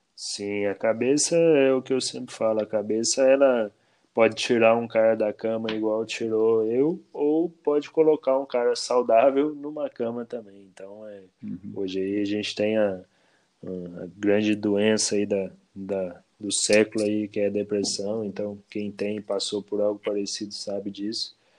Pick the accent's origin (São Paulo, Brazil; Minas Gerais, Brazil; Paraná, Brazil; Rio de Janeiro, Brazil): Minas Gerais, Brazil; Bom Repouso; now in Cambuí, Brazil; eu nasci em Bom Repouso, aqui no sul de Minas